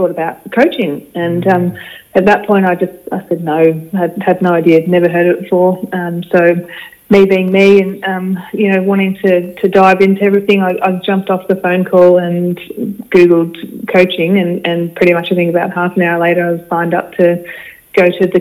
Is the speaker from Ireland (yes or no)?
no; Ararat, Victoria, Australia; I grew up in Ararat.